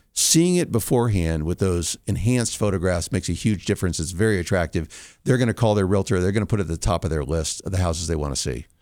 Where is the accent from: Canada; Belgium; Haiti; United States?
United States; California; moved away as an adult; now in Colorado, United States; I'm originally from California, moved